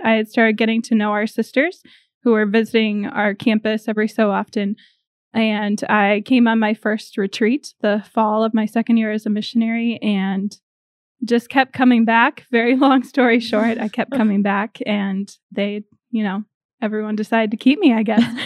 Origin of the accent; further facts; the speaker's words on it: north of Rochester, southeast Minnesota, United States; moved away as an adult; also born or lived in Indiana; I am originally from Minnesota, southeast Minnesota, a little bit north of Rochester